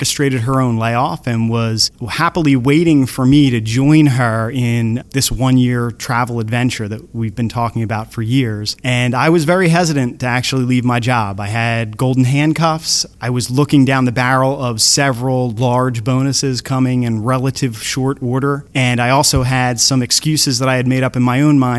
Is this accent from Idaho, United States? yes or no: no; Surf City, New Jersey, United States; I'm from Surf City, New Jersey